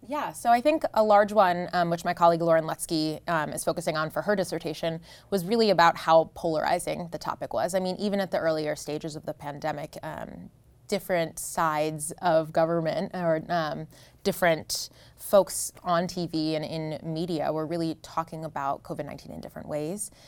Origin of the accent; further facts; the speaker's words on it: New Jersey, United States; moved away; I grew up in New Jersey